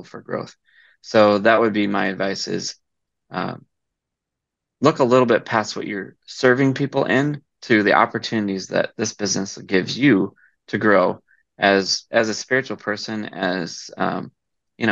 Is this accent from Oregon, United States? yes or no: no; Iowa, United States; I grew up in Iowa